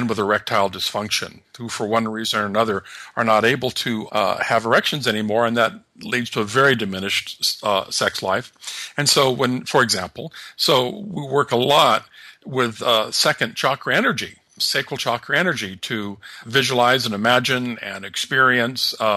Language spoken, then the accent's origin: English; Los Angeles, California, United States; I grew up in the Los Angeles area